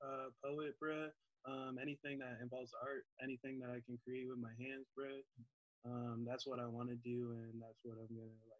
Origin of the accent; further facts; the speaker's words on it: Albion, New York, United States; born there; So I'm actually, I was born in Albion, population 10,000. 10,000. I'll be in New York. I'll ride for them forever. Oh, that's where my family's at. Yeah. And it's like near Buffalo. Okay. Buffalo. Upstate New York, yeah. But moved around and been in the Bay for 3 or 4 years.